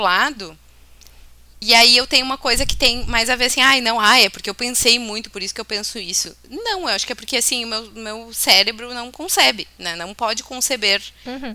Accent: Bento Gonçalves, Rio Grande do Sul, Brazil; E Santo Antônio ainda é padroeiro da minha cidade natal, né? Bento Gonçalves

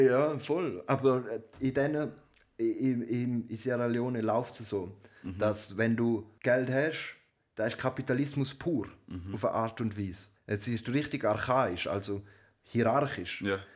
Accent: Switzerland; bei uns in der Schweiz

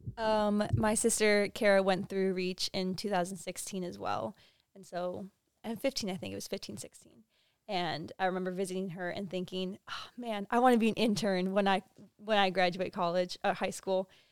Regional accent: Buffalo, New York, United States; now in Columbus, United States; I'm from Buffalo, New York

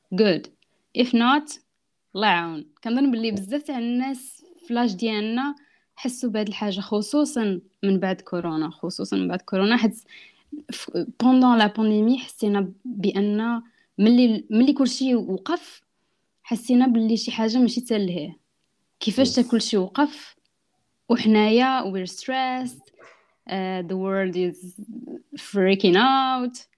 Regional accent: France; also born or lived in Italy / Morocco; انا دزت طاليان كبرت في فرنسا دونك اصلي من المغرب

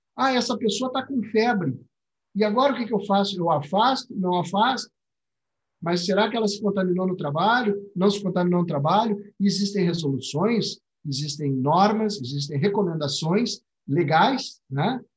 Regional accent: Rio Grande do Sul, Brazil; accent: gaúcho; dá para notar pelo meu sotaque que eu sou gaúcho

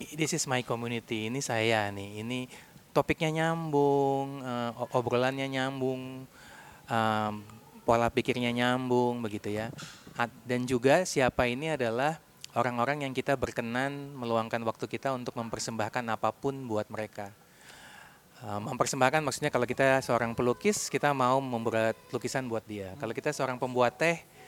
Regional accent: Bandung, West Java, Indonesia; saya dari Bandung.

